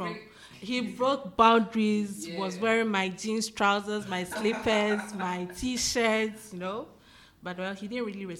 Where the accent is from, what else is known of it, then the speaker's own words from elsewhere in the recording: Ghana; moved away as an adult; now in China; I'm a Ghanaian living in China, purposely schooling. I'm an MBA student in my second year.